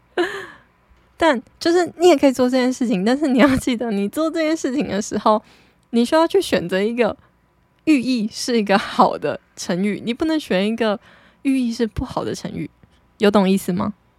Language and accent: Chinese; Taitung, Taitung County, Taiwan; moved away; 我的出生的地点就是跟别人比较不一样啊，毕竟，我记得我们现在台东的户籍人口数不到二十万吧，就是，诶，我是二十万分之一耶